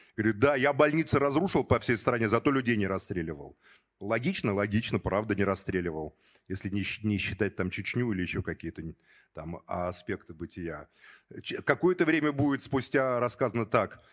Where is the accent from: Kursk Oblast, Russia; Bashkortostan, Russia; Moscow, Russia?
Moscow, Russia; родился уже на Соколе, в Москве, учился в школе